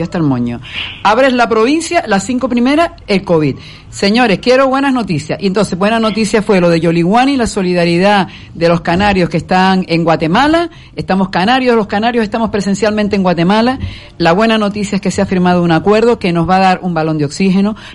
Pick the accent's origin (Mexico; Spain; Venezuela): Venezuela; born there; aunque yo nací en Venezuela, pero bueno, mi madre es española